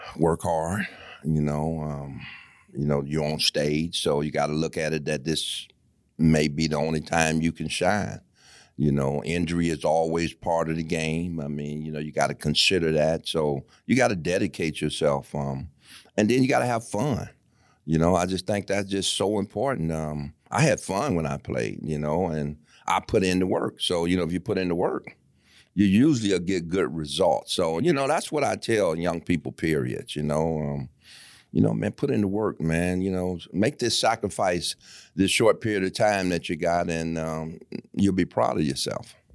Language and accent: English; Detroit, Michigan, United States; I'm from Michigan, obviously from Detroit, and I, I never been nowhere, and I got homesick